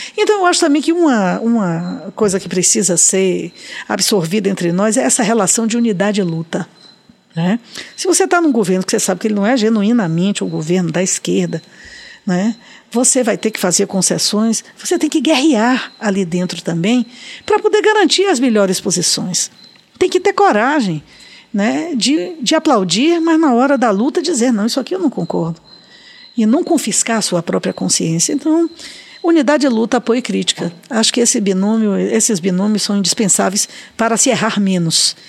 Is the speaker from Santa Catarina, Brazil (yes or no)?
no; Salvador, Bahia, Brazil; na maternidade Climério de Oliveira, onde eu nasci e onde minha filha nasceu por opção minha